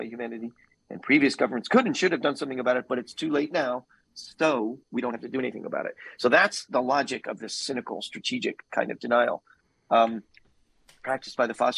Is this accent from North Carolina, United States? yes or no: no; New York, United States; I'm from New York